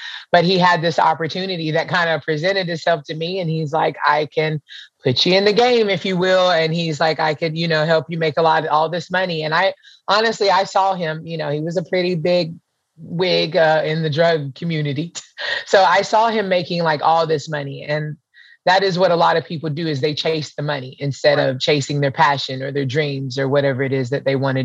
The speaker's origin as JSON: {"language": "English", "town": "Pensacola", "region": "Florida", "country": "United States", "tie": "born or raised there", "also_born_or_lived": "Hawaii / North Carolina", "said": "I'm from Pensacola, Florida. I pretty much grew up between here and Hawaii"}